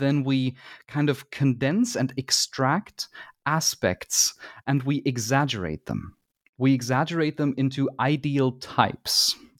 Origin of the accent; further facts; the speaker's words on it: Germany; it might be that I'm biased because I am from Germany, but it appears to me that there is a lot of games research that comes from Germany.